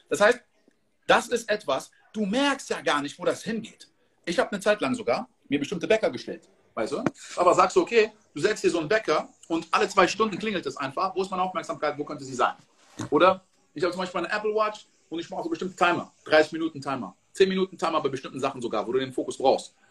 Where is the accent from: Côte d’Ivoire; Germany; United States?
Côte d’Ivoire; Ich komme aus der Elfenbeinküste. In der Elfenbeinküste wird produziert 30% von Kakao.